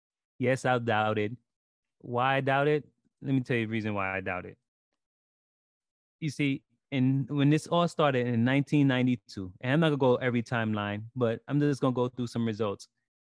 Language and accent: English; New York City, New York, United States; I was born in Brooklyn.